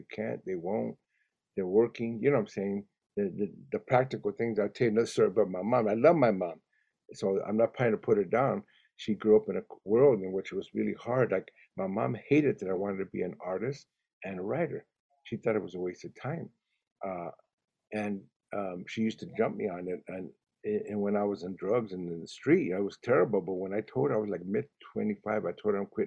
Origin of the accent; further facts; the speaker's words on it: Los Angeles, California, United States; first language Spanish; English is a second language; I went to school in Watts when I was a kid